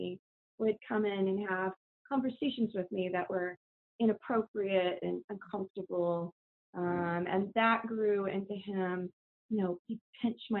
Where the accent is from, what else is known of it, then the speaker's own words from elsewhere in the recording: Kansas City, United States; I grew up in Kansas City